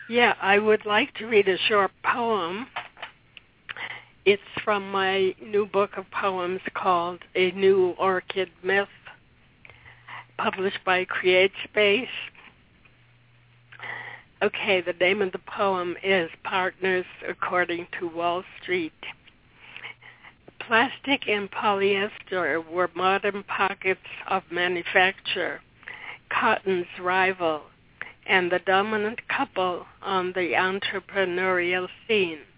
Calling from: Watertown, Massachusetts, United States

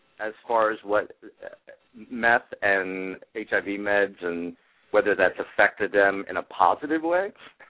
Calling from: Jersey City, New Jersey, United States; I'm calling from Jersey City.

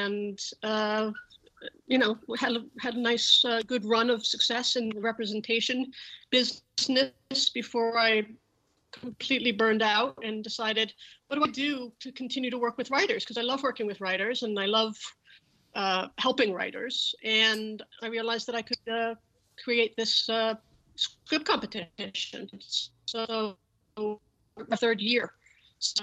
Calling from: Los Angeles, California, United States; I am in Los Angeles, California.

